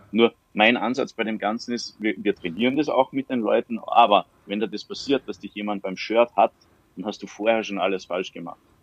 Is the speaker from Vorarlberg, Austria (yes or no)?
no; Salzburg, Austria; Ich bin aus Salzburg.